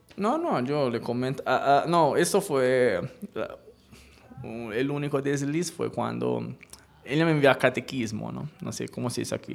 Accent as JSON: {"language": "Spanish", "area": "Elba", "region": "Tuscany", "country": "Italy", "tie": "born or raised there", "also_born_or_lived": "Pisa, Italy", "second_language": "Spanish", "moved": "as an adult", "lives_now": "Colombia", "said": "yo eh, nací en Pisa, pero por un tema más bien médico. Pisa, esta de la torre torcida. Pero me crié en la isla de Elba"}